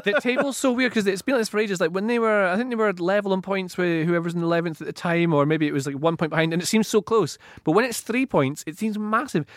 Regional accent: Aberdeenshire, Scotland, United Kingdom; Aberdeen Shire is my hometown

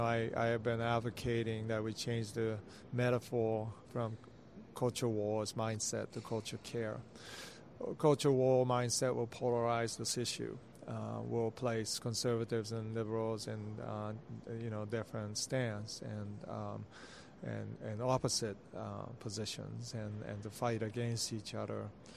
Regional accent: Kamakura, Kanagawa, Japan; also born or lived in Boston, United States / Sweden; I grew up in, I was born in Boston and went to Sweden, and then I was in Kamakura, Japan, which is the 12th century capital of Japan, about an hour south of Tokyo.

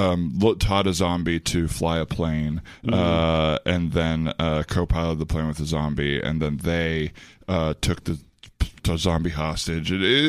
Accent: Arizona, United States; But I am from Arizona, like I said.

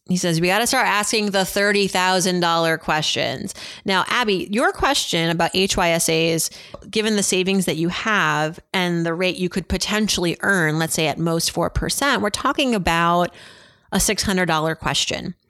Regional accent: Worcester, Massachusetts, United States; you know I'm from Worcester

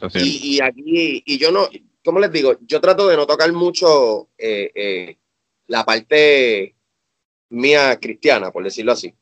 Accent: Cabo Rojo, Puerto Rico; moved away as an adult; also born or lived in San Juan metropolitan area, Puerto Rico; now in United States; yo me mudé de Cabo Rojo, que es mi pueblo natal en Puerto Rico, para el área metro

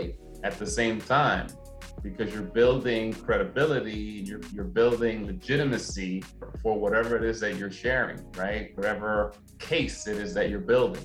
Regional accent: New York City, New York, United States; I'm from Brooklyn, 80s, 90s, Brooklyn, New York. Grew up in the hood.

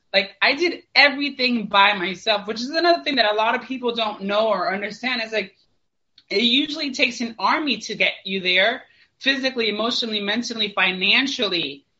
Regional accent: St. Petersburg, Florida, United States; I'm from St. Petersburg, Florida

